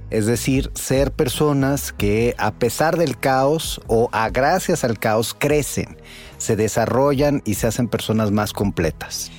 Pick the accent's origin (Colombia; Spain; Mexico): Mexico; Mexico City; soy el director del Observatorio Nacional Ciudadano, pero soy economista, soy psicólogo, soy chilango